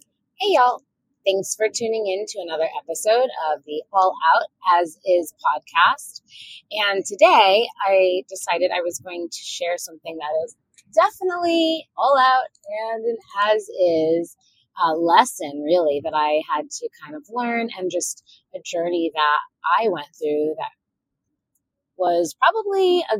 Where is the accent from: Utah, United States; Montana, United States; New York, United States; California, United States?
California, United States; Orange County, Southern; I grew up in Southern California in Orange County, and it was a predominantly Caucasian area at the time